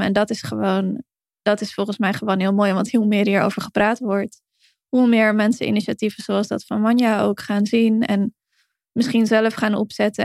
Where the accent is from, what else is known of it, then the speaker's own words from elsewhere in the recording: Heerhugowaard, North Holland, Netherlands; moved away; ik kom dan oorspronkelijk uit Herengewaard, eh, vlakbij Alkmaar, Koep van Noord-Holland. Dat ook heel veel mensen uit mijn geboorteomgeving, zeg maar, of waar ik, waar ik mijn jeugd doorbracht